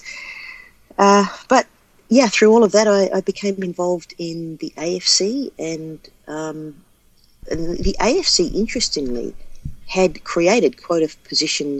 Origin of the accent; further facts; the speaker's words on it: Australia; growing up in Australia, the dominant code in the city that I lived in was Australian rules